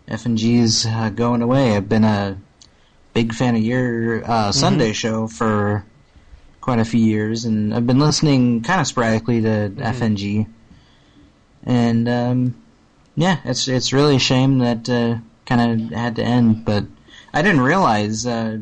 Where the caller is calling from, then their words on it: California, United States; Hey, this is … from California.